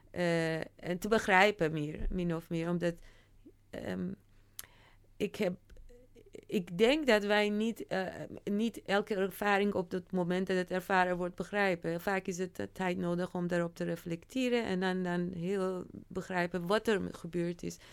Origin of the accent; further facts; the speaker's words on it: Iran; now in Netherlands; deel van mij die wel in Iran is opgegroeid